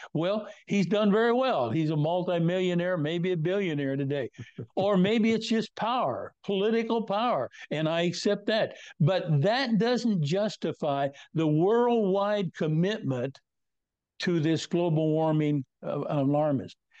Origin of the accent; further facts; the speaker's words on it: Northwest Kansas, United States; I was born and raised in Northwest Kansas in a very strong Christian environment.